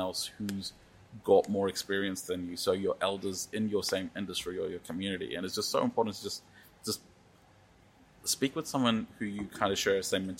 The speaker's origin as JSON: {"language": "English", "country": "New Zealand", "tie": "born or raised there", "said": "me growing up in New Zealand"}